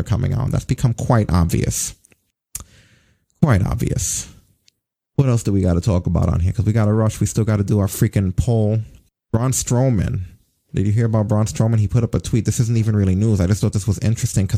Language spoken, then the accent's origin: English; New York, United States; As a New Yorker